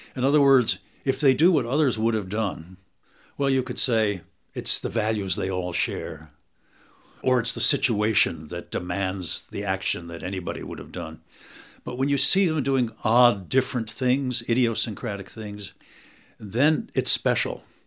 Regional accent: United States; I'm an American professor

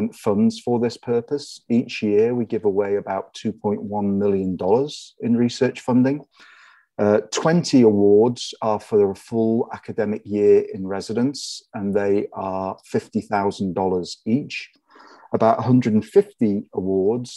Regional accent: near Liverpool, North West England, United Kingdom; now in San Marino, United States; As you can tell from my accent, I'm not originally from this part of the world. I'm originally from near Liverpool in northwest England

